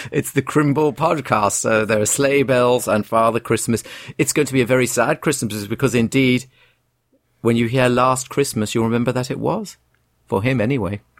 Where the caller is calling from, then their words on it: England, United Kingdom; I'm writing from Canada. I don't miss anything about England at all